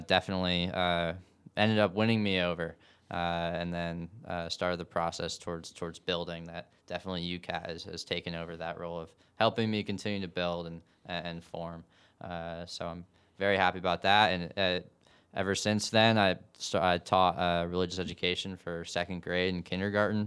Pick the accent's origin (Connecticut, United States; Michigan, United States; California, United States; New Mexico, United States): Connecticut, United States; Gales Ferry; moved away as an adult; now in Nashville, United States; I'm from Gales Ferry, Connecticut. Uh, grew up in the, the Diocese of Norwich